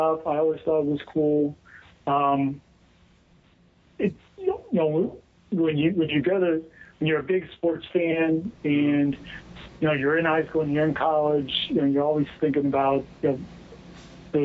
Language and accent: English; Western Pennsylvania, United States; moved away; I grew up in Western Pennsylvania